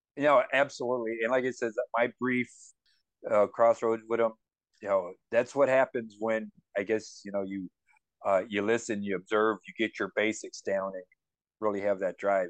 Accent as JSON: {"language": "English", "region": "Louisiana", "country": "United States", "tie": "born or raised there", "moved": "yes", "said": "I grew up in Louisiana"}